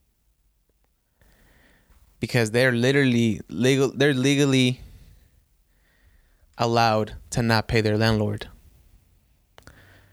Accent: Sacramento, California, United States; accent: Mexican; I grew up on 47th

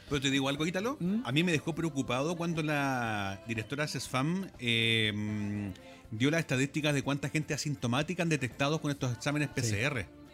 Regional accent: Chile; hablemos como chileno

